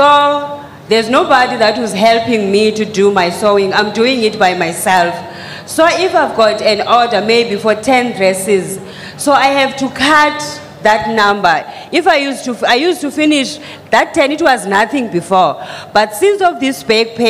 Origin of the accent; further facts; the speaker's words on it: South Africa; I'm coming from South Africa